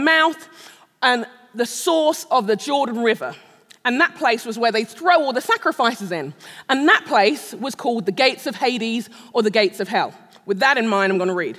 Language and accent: English; London, United Kingdom; moved away as an adult; also born or lived in Nigeria; now in Shoreview, United States; I am a Brit. I'm a Londoner, born and raised. I'm a Nigerian